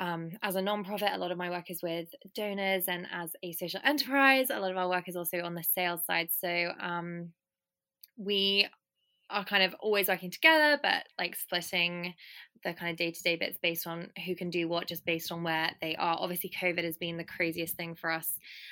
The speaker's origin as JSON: {"language": "English", "country": "United Kingdom", "lives_now": "London, United Kingdom", "said": "And right now I'm in London, I'm British."}